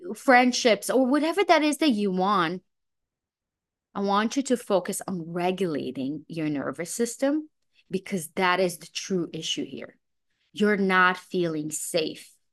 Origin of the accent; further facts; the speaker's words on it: Israel; also born or lived in Belarus; now in New York City, United States; I was born in Belarus, I was raised in Israel.